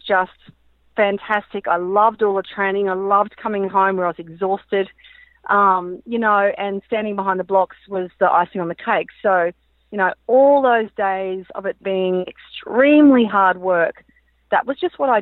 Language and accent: English; Brisbane, Queensland, Australia; growing up in Brisbane, you know, it was really hot